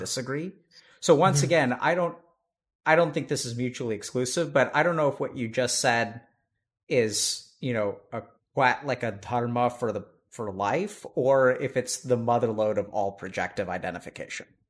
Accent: Texas, United States; I'm from Texas.

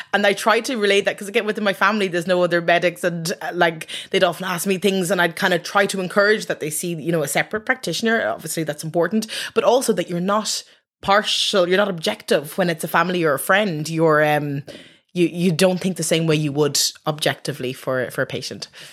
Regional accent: Dublin, Leinster, Ireland; I'm from Dublin

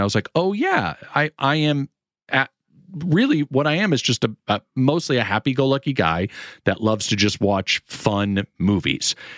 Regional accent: Sarasota, Florida, United States; also born or lived in Manchester, Connecticut; my mother took me away from my homeland and moved me to the sunny beaches of Sarasota, Florida.

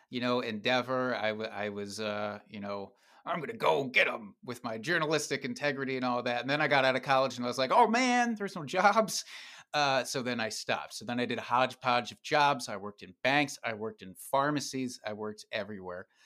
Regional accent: Dubuque, Iowa, United States; now in Wisconsin, United States; Uh, Dubuque, Iowa, which is a stone's throw away from where I live now in Wisconsin.

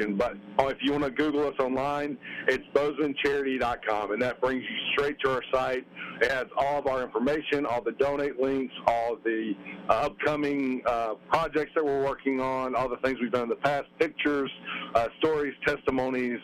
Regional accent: Roanoke, Alabama, United States; growing up in Alabama

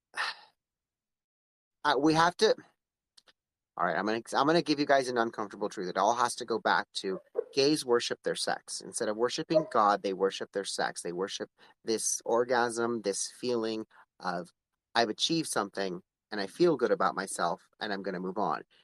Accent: Palmdale, California, United States; I'm from Palmdale

